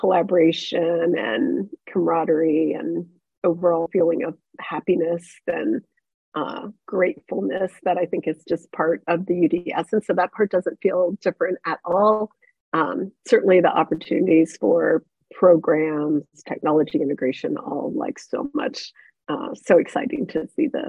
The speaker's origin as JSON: {"language": "English", "town": "Cincinnati", "region": "Ohio", "country": "United States", "tie": "born or raised there"}